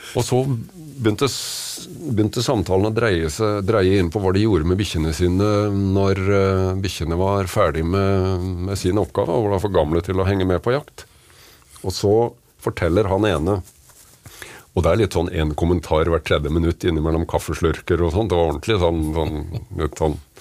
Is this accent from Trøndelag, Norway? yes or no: no; Kragerø, Vestfold og Telemark, Norway; Jeg er født og oppvokst i Kragerø